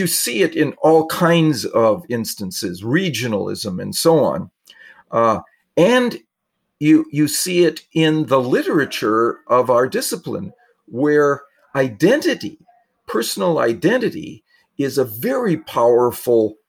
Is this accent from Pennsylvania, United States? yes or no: no; Wisconsin, United States; I grew up in Wisconsin